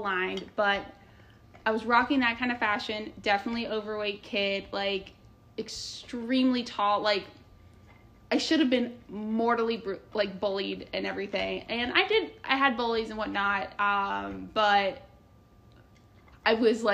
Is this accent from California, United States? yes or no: no; Indiana, United States; moved away as an adult; I was disgustingly nice from Indiana at an East Coast school